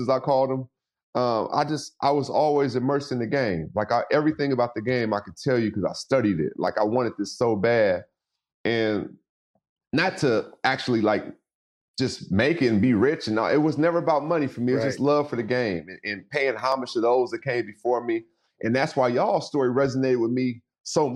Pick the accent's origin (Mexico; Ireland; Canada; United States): United States; Seattle, Washington; also born or lived in Los Angeles; I was born and raised in Seattle